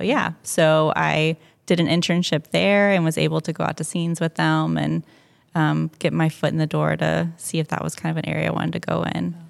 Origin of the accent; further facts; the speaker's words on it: Cumming, Georgia, United States; moved away; I grew up just north of Atlanta in Cumming, Georgia